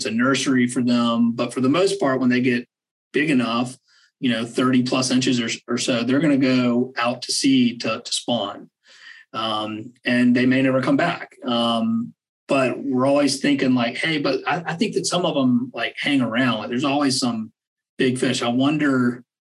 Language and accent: English; Georgia, United States; also born or lived in Wyoming; I'm from Georgia